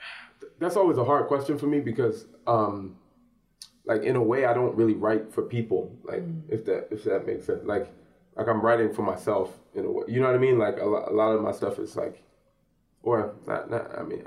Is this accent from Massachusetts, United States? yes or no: no; Upper Darby, Pennsylvania, United States; also born or lived in Philadelphia; I was born in Philly, but I did most of my years were in the suburbs, like in Upper Darby, Highland Park Elementary, Beverly Hills Middle School, Upper Darby High